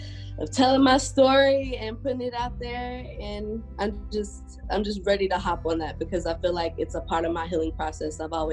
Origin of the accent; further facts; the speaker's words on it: Louisville, Kentucky, United States; now in Atlanta, United States; As of right now, I am 28 years old. I am from Louisville, Kentucky. Okay. I was raised there in a biracial family. My mother's white, my father's black.